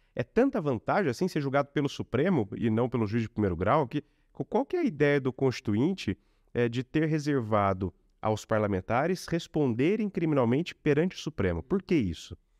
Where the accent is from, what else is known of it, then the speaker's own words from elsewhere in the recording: Lorena, São Paulo, Brazil; also born or lived in Cachoeira Paulista; minha cidade natal, Lorena, a cidade que eu morei, Cachoeira é Paulista.